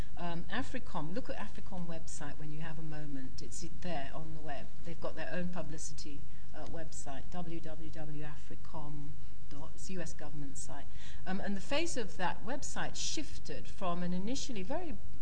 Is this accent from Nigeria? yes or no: yes; Nigeria; I'm Nigerian